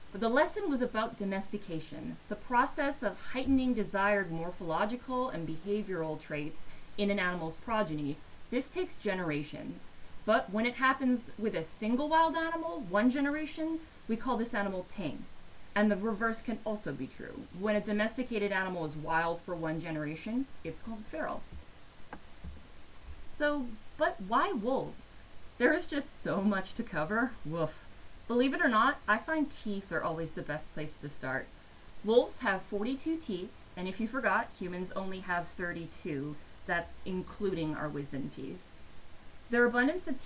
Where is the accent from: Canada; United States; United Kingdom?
Canada; Edmonton, Alberta; Bob Barker's personal vendetta against my hometown